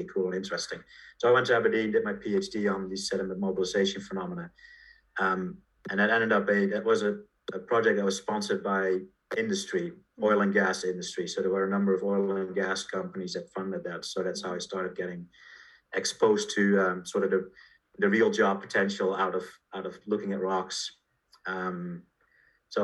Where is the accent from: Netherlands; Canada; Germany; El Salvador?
Netherlands; I was born in Holland, went to school there, and primary, secondary, and university.